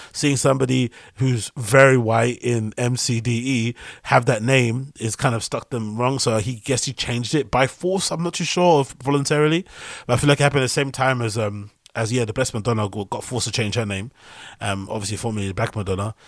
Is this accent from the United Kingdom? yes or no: yes; United Kingdom